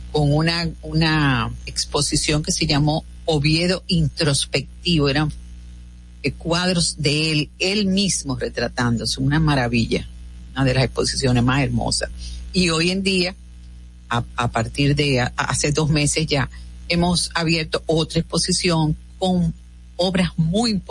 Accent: Dominican Republic; Nosotros, eso es lo que somos, los dominicanos.

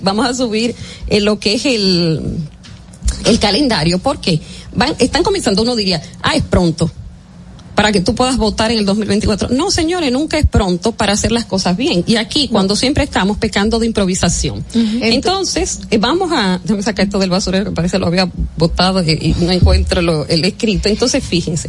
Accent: Dominican Republic; nosotros somos, los dominicanos en Estados Unidos, dos millones veinte mil

